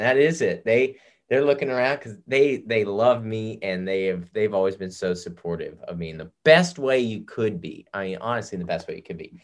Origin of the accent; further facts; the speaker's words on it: the South, United States; I grew up in the South